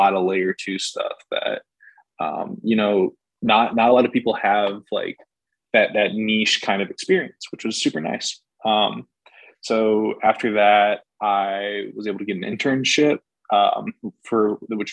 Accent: Schaumburg, Illinois, United States; moved away as an adult; also born or lived in Carbondale, Illinois; now in Las Vegas, United States; I'm from Schaumburg, Illinois

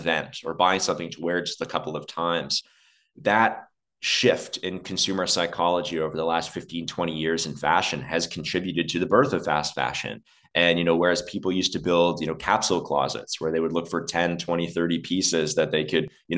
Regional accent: Dubai, United Arab Emirates; moved away; also born or lived in Alberta, Canada; I grew up in the desert. And so I grew up in Dubai

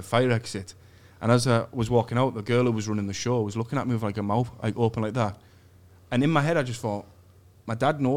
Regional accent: Middlesbrough, North East England, United Kingdom; I'm from Middlesbrough

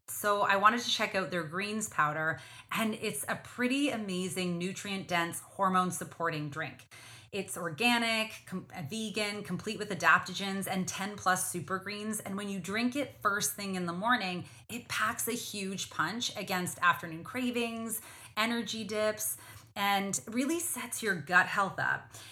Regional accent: Canada; for those of us who are Canadian or we're Canadian first

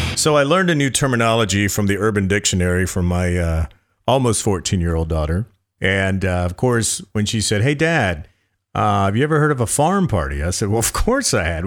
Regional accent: North Carolina, United States; moved away; I was from North Carolina

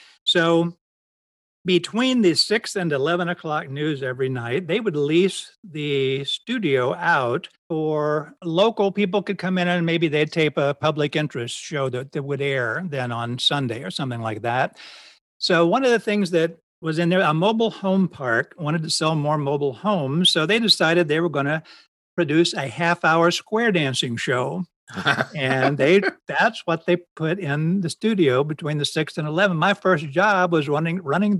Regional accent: Ohio, United States; moved away as an adult; also born or lived in Florida; I grew up in Ohio

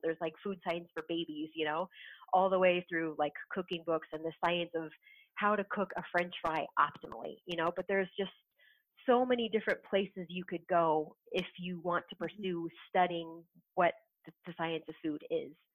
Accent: Southern California, United States; moved away as an adult; now in Wisconsin, United States; I'm a Southern California girl. I was born and raised in SoCal

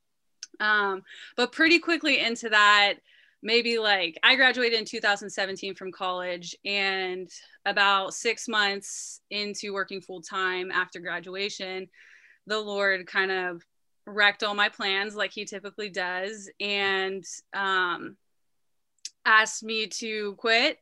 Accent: Youngstown, Ohio, United States; I grew up in Youngstown, Ohio

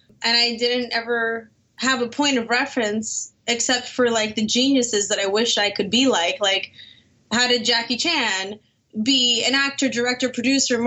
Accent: Miami, Florida, United States; I was born and raised in Miami, Florida.

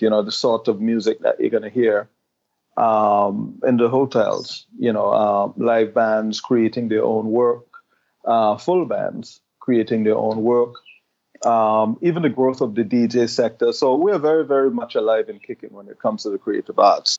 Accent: Anguilla; our island

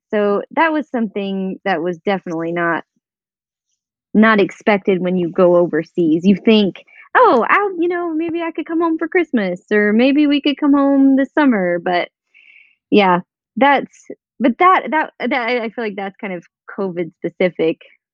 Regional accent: Indiana, United States; born there; he was born in New York, I was born in Indiana, Emily was born in Germany, Colin was born in Kentucky.

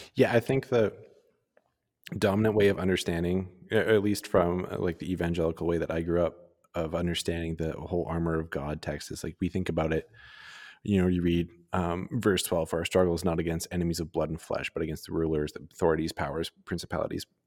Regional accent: Calgary, Alberta, Canada; growing up in Calgary

